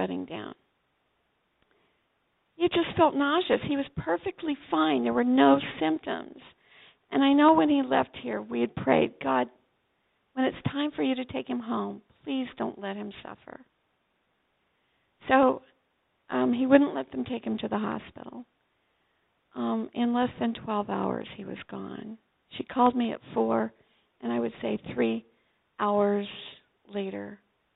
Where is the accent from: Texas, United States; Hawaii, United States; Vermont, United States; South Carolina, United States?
Vermont, United States; also born or lived in Hartford, Vermont; where are you from? And I said, Vermont